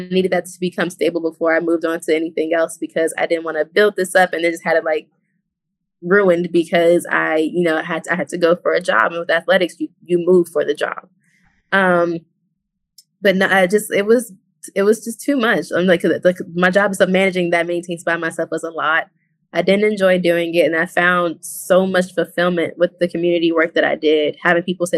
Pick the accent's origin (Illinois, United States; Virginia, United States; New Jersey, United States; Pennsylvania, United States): Illinois, United States; Chicago; I grew up in the hood. I'm from South Side Chicago, from Inglewood.